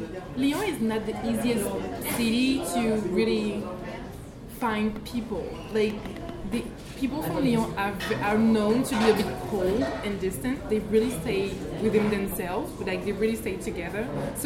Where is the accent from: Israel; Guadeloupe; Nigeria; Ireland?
Guadeloupe; I'm from Guadeloupe.